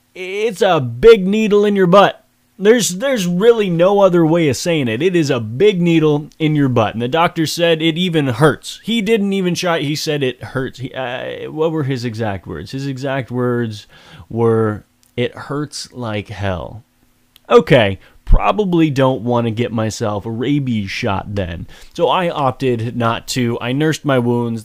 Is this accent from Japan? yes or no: no; Woodstock, New Brunswick, Canada; Woodstock, my hometown.